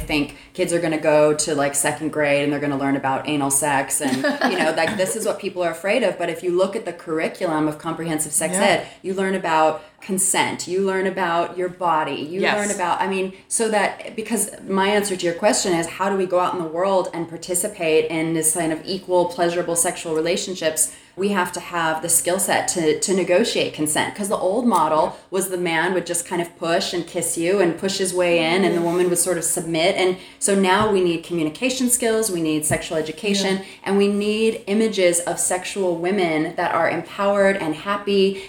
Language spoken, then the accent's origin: English; Texas, United States; now in Los Angeles, United States; growing up in Texas, living in a city like